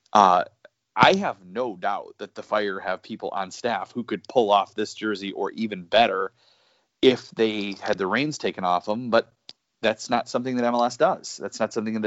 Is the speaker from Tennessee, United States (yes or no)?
no; Chicago, Illinois, United States; I'm from Chicago